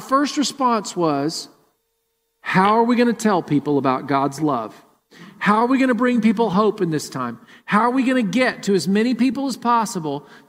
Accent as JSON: {"language": "English", "town": "Murfreesboro", "region": "Tennessee", "country": "United States", "tie": "born or raised there", "moved": "yes", "lives_now": "Columbus, United States", "said": "Jennifer and I grew up in Murfreesboro, and we went to World Outreach Church"}